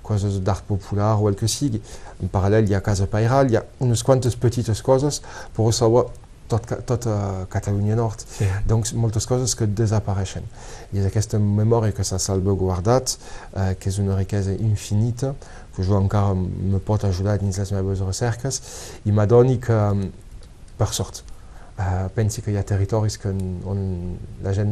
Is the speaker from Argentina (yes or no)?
no; Codalet, Occitania, France; Per aquí he crescut, he crescut molt a Codalet